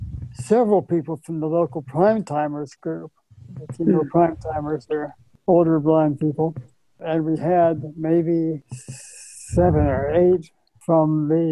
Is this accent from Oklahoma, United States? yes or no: yes; Tulsa, Oklahoma, United States; that convention was in my hometown here in Tulsa.